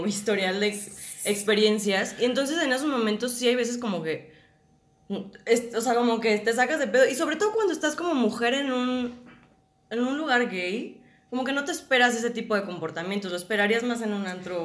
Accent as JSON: {"language": "Spanish", "town": "Guadalajara", "region": "Jalisco", "country": "Mexico", "said": "yo soy de Guadalajara, soy actriz"}